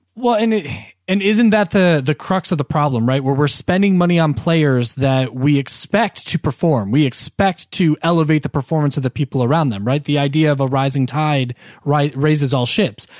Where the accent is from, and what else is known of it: United States